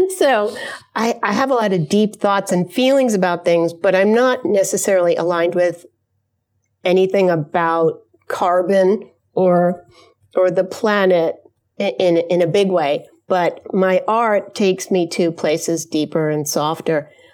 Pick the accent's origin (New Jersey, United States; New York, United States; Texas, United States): New York, United States; now in Mount Prospect, United States; I'm from New York originally, but now living in a suburb of Chicago called Mount Prospect